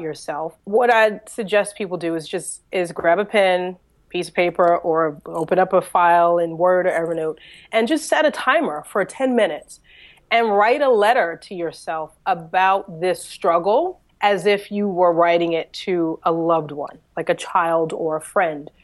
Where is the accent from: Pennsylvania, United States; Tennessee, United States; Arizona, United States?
Pennsylvania, United States; Philadelphia; I was born and raised in Philadelphia, in Pennsylvania